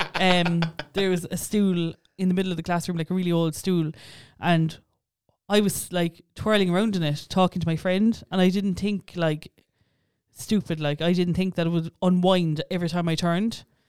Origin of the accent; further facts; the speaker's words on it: Ireland; for such a small island, we have so many different accents